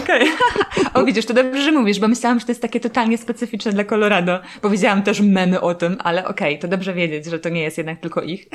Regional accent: Silesian Voivodeship, Poland; ja pochodzę ze Śląska

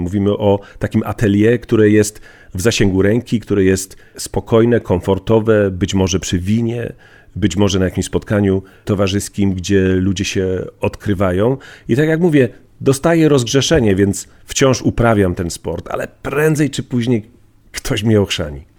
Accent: Bielsko-Biała, Silesian Voivodeship, Poland; Z mojej wsi Komorowice do miasta Bielska Białej wsiadałem do, do niebieskiego PKS-u

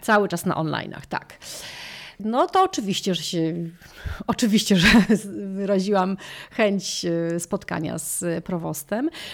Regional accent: Poland; moved away as an adult; now in Chestertown, United States; ja z Polski

